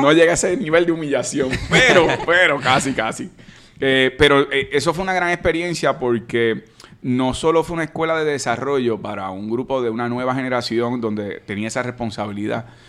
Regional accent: Caguas, Puerto Rico; Yo soy de Caguas.

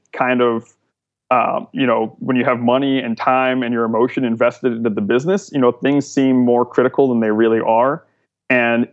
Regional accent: Cleveland, Ohio, United States; moved away as an adult; now in Austin, United States; I grew up in Cleveland and I came to Austin like a year and a half ago

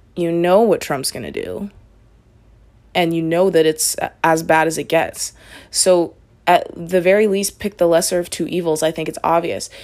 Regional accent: Canada; I'm Canadian

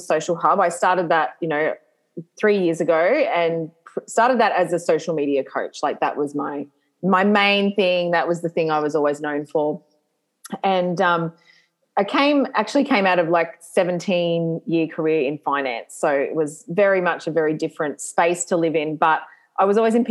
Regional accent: Lismore, New South Wales, Australia; I grew up in Lismore, which is like northern New South Wales

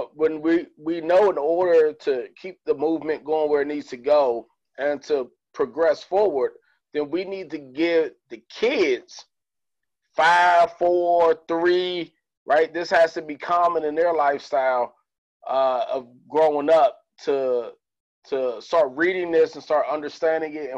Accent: Prince George's County, Maryland, United States; now in Las Vegas, United States; I'm from Prince George's County, Maryland

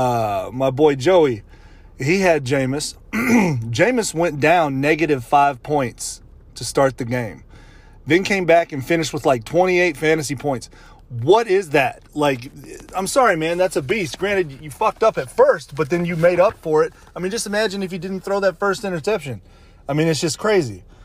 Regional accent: Louisiana, United States; my home state of Louisiana

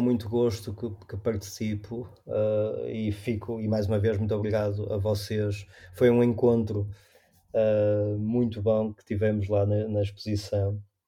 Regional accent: Maia, Norte, Portugal; also born or lived in Porto; eu nasci no Porto, mas os meus pais vivem na Maia e eu vivi e estudei até ir para, para a universidade na Maia

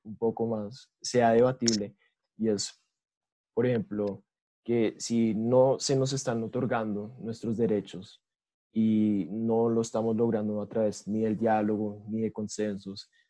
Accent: Colombia

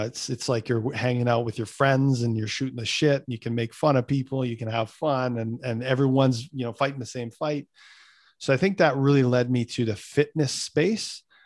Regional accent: Winnipeg, Manitoba, Canada; my hometown of Winnipeg

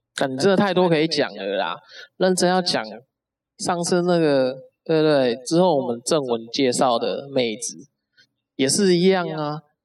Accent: Taipei, Taiwan; 我从北投过来

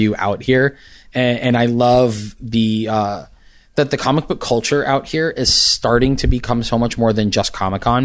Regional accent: New York City, New York, United States; also born or lived in Bronx, New York City; now in San Diego, United States; Born in the Bronx, raised in Manhattan, grew up down in the Village

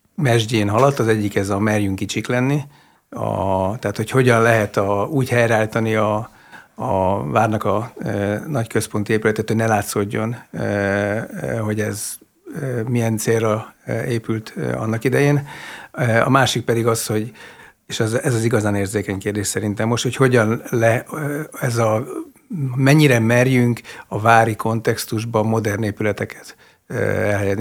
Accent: Miskolc, Borsod-Abaúj-Zemplén, Hungary; Miskolcon cseperedtem

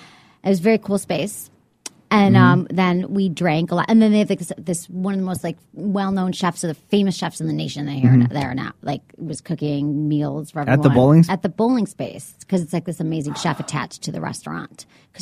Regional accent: Michigan, United States; now in San Francisco, United States; I grew up in Michigan

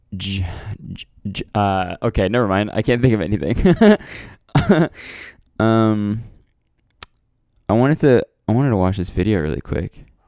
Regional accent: Canada; I'm Canadian

